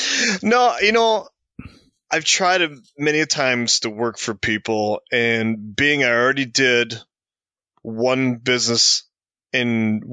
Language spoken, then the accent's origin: English; Port Huron, Michigan, United States; also born or lived in Georgia; When I came back to my hometown where I'm at right now, which is Port Huron, Michigan, when I came back after being in Georgia